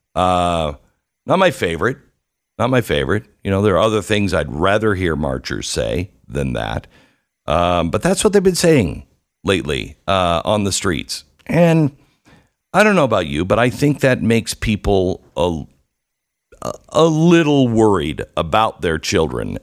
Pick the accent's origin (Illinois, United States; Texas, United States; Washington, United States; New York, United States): Washington, United States; Mount Vernon; I grew up in Mount Vernon, Washington.